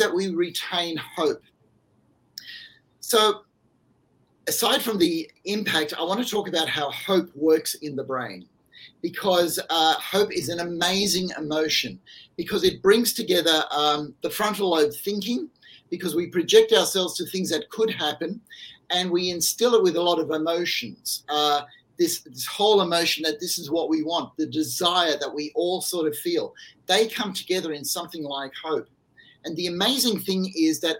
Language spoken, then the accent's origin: English; Australia; my home country